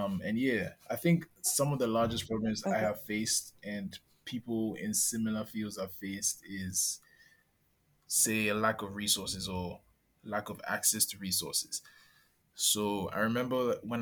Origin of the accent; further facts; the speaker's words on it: Accra, Greater Accra, Ghana; I'm a pretty modern Ghanaian kid, you know, grew up, born and raised in Accra